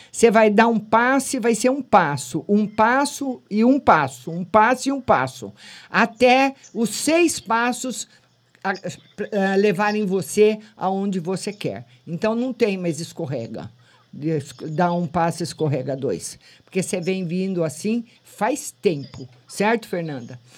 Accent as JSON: {"language": "Portuguese", "town": "Lamego", "region": "Norte", "country": "Portugal", "said": "padroeira da, da minha terra, do Lamego."}